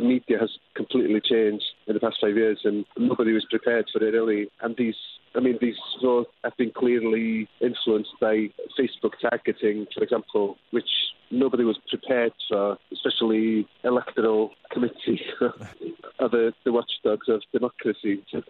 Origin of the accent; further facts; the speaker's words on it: Wales, United Kingdom; first language Welsh; English is a second language; It's my first language.